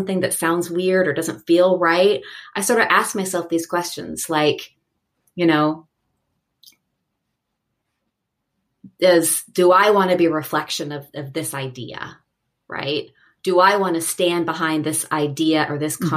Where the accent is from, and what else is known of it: Seattle, Washington, United States; born or raised there; moved away as an adult; also born or lived in Los Angeles